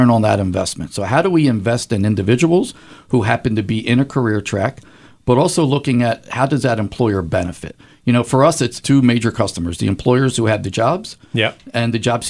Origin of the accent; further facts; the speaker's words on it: Philadelphia, Pennsylvania, United States; I grew up in South Philly with my dad and mom